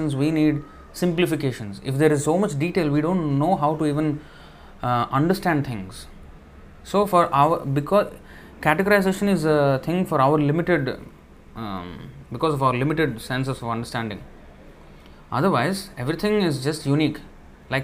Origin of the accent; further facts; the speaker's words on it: Andhra Pradesh, India; I'm from Andhra, so Telugu, all Telugu people are like one type